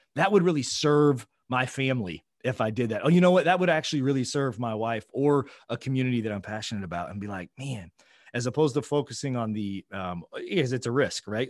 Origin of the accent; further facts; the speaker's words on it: Oklahoma, United States; I'm from a flyover state. I'm from Oklahoma